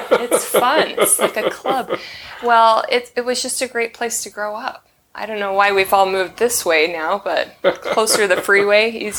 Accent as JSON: {"language": "English", "town": "Pleasant Grove", "region": "Utah", "country": "United States", "tie": "born or raised there", "said": "I moved around a lot as a child, but I landed in Pleasant Grove just in time for high school. So I kind of claim Pleasant Grove because that's where I went to high school."}